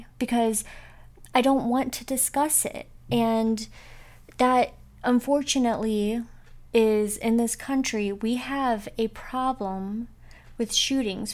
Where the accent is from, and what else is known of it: Northwest Ohio, United States; born or raised there